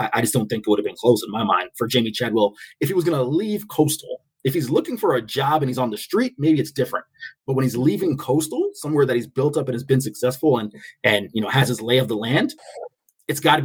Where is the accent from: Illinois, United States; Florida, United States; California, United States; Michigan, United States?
Florida, United States; Tampa; my hometown of Tampa